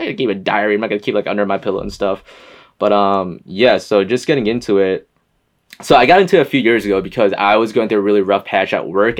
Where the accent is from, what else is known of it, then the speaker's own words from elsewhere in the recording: West Hartford, Connecticut, United States; also born or lived in Boston, Massachusetts; I'm from Connecticut, from a small town called West Hartford